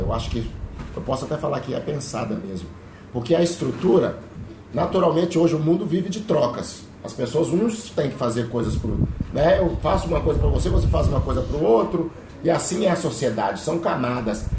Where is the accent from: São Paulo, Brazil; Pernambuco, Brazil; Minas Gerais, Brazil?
Minas Gerais, Brazil; Belo Horizonte; eu sou de Belo Horizonte